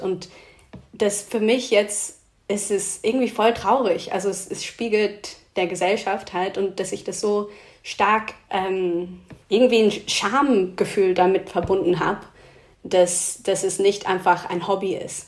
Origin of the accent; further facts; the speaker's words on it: Oxford, South East England, United Kingdom; German is a second language; moved away; Es gab in Oxford eine, wo ich aufgewachsen bin